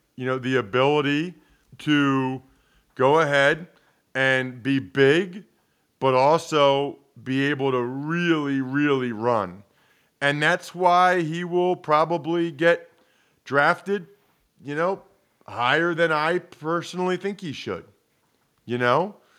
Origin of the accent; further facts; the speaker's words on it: Reading, Pennsylvania, United States; I'm from Reading. Grew up a huge Eagles fan.